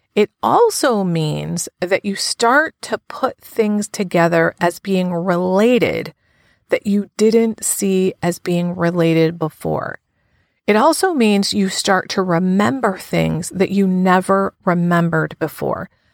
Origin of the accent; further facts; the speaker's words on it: United States; now in New Haven, United States; my hometown to show him where I grew up, which is about an hour from New Haven, where I live now.